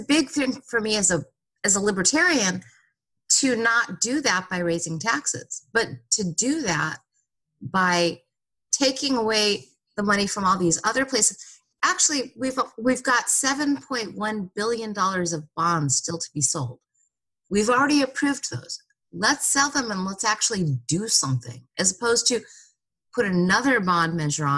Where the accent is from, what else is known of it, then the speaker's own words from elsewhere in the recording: Santa Monica, California, United States; And I grew up in Santa Monica, and in the 70s is when Dogtown skates started.